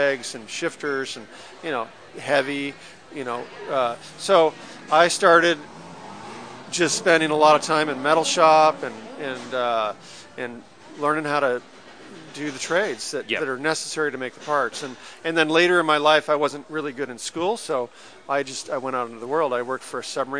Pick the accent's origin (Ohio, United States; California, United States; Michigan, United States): California, United States; Marin County; also born or lived in Hawaii; now in Venice, United States; I grew up in Marin County